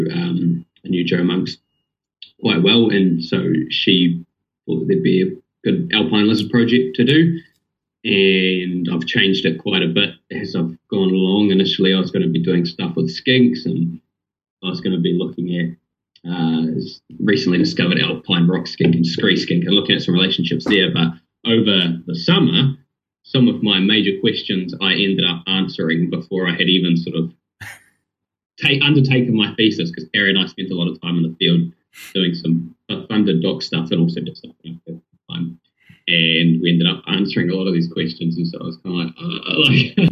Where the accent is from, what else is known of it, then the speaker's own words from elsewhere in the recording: Rotorua, Bay of Plenty, New Zealand; now in Dunedin, New Zealand; I'm actually from Rotorua on the North Island.